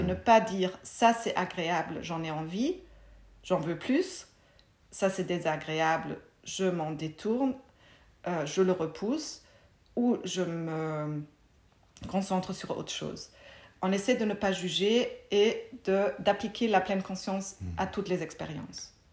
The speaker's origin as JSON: {"language": "French", "country": "Germany", "tie": "born or raised there", "also_born_or_lived": "Munich", "second_language": "French", "moved": "as an adult", "lives_now": "Belgium", "said": "j'ai grandi en Allemagne"}